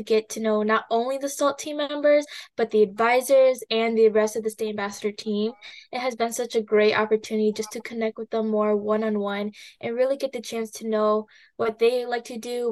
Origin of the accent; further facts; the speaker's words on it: Ramsey County, Minnesota, United States; I'm from Ramsey County.